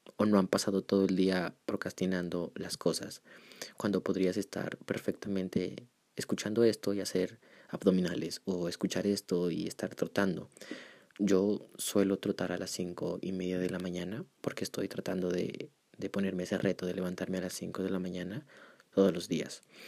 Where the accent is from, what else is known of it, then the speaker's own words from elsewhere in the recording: Pasto, Nariño, Colombia; accent: pastuso; Jódanse los que se burlan de mi acento. Soy pastuso.